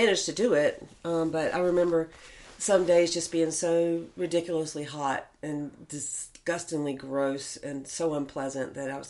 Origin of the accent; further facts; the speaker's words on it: North Carolina, United States; moved away as an adult; also born or lived in Fayetteville, West Virginia; now in Las Vegas, United States; I'm from North Carolina